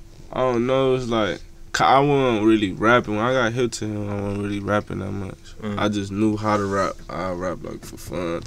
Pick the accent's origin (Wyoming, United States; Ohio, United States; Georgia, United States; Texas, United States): Ohio, United States; Cleveland; Yeah, I'm from Cleveland.